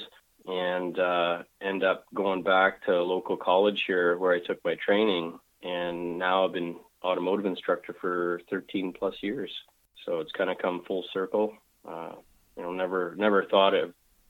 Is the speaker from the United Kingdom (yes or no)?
no; Calgary, Alberta, Canada; I was born and raised in Calgary, Alberta. You know, I'm a true Calgarian